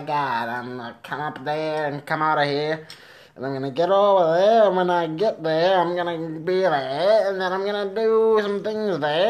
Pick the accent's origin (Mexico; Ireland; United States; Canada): United States; Kansas; I'm from Kansas.